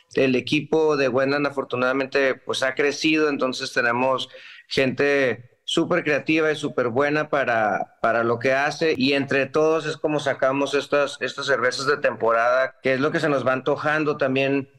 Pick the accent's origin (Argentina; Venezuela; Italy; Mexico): Mexico; Ensenada, Baja California; yo crecí aquí en Ensenada